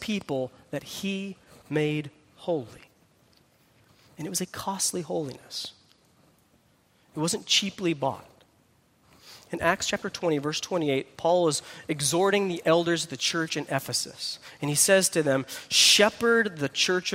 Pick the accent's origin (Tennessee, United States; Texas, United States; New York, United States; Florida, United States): Texas, United States; I'm from Texas